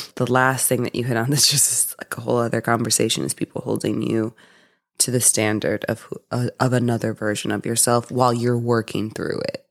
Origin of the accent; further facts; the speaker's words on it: Midwest, United States; I'm from the Midwest.